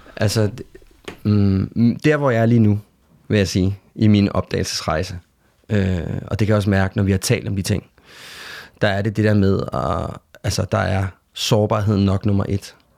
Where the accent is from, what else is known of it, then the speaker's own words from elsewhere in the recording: Denmark; hvor jeg kommer fra, ud fra rækkehuset i Lønby